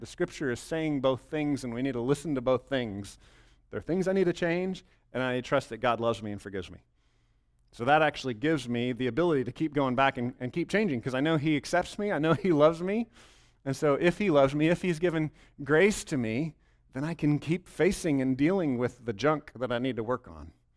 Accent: Bell County, Texas, United States; I grew up in Bell County, but I grew up in a different part of Bell County than right here

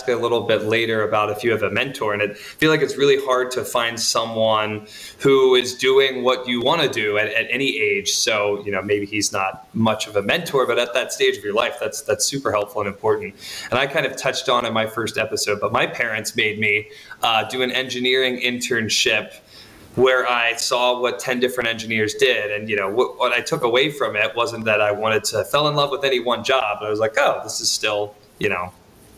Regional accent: the South, United States; I'm from the South

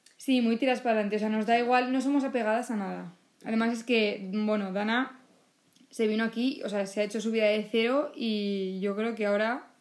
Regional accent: Valencia, Valencian Community, Spain; Yo soy de aquí, de Valencia, de España.

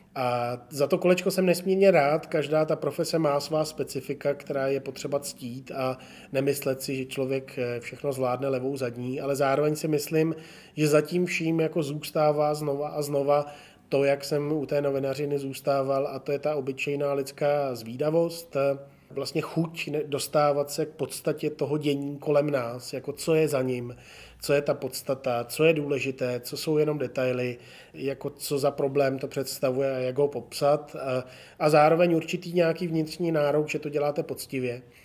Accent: Jihlava, Vysočina Region, Czechia; moved away as an adult; also born or lived in Prague; jsem rodák z Jihlavy

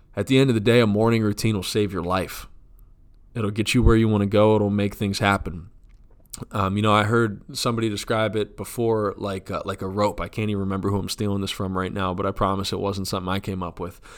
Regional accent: United States

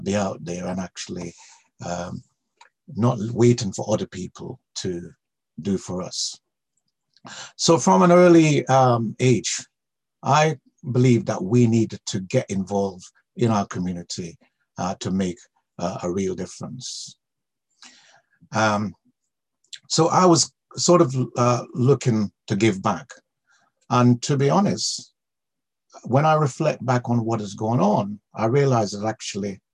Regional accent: Jamaica; now in United Kingdom; I came here from Jamaica, where I was born

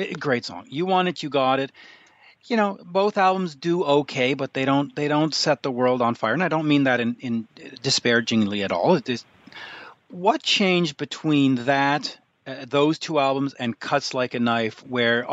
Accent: Canada; as a Canadian

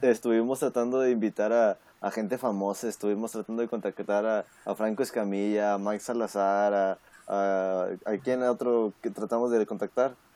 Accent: Mexico; moved away; Soy, soy mexicano

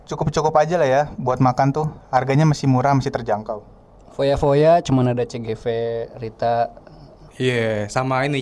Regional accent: Purbalingga, Central Java, Indonesia; Tapi ya rasanya enak sih kalau menurut gue sebagai orang Purbalingga.

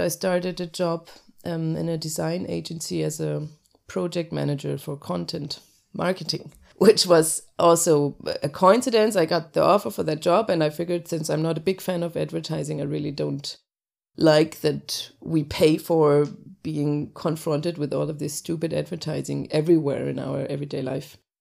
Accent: between Hamburg and Lübeck, Northern Germany, Germany; English is a second language; moved away as an adult; also born or lived in Cologne; now in Denmark; I'm born in Cologne and I grew up in northern Germany between Hamburg and Lübeck

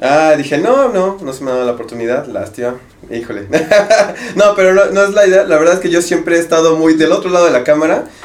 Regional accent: Mexico; nosotros acá en México

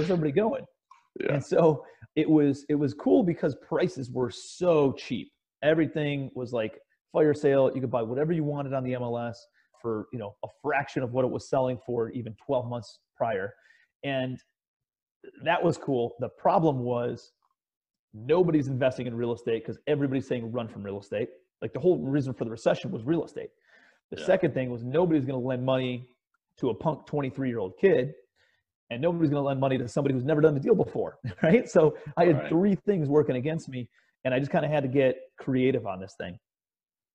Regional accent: Cleveland, Ohio, United States; I'm a kid from Cleveland, Ohio, raised in the suburbs.

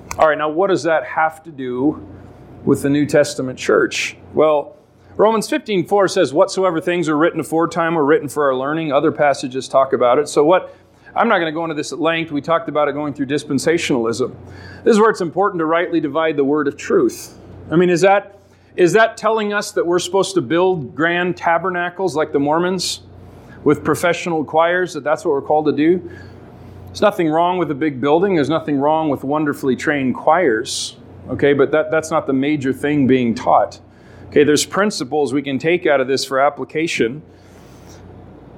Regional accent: Alaska, United States; I grew up in Alaska

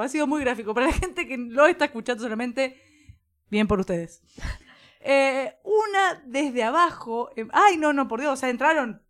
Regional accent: Argentina; que somos Argentina

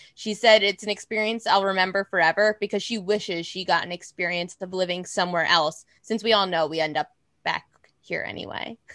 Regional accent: around New York City, United States; also born or lived in North Carolina; I'm from around the city

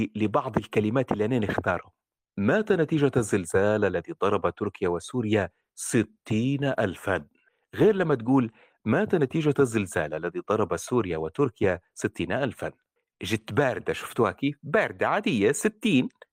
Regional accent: Libya; وابوي ليبي وامي ليبي وليبي ابا عن جد ندوي ليبي

